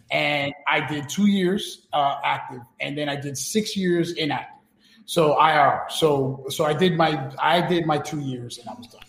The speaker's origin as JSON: {"language": "English", "town": "New York City", "region": "New York", "country": "United States", "tie": "born or raised there", "said": "we grew up in New York City and we grew up going to clubs"}